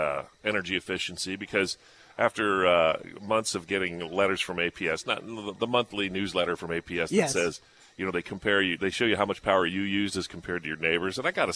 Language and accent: English; Scottsdale, Arizona, United States; Well, I grew up here in the Phoenix area. I grew up in Scottsdale. We had a house with no air conditioning, just a swap cooler.